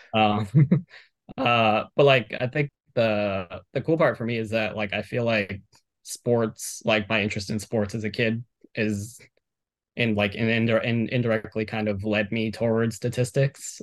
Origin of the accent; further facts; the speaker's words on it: Miami, Florida, United States; I'm from Miami, born and raised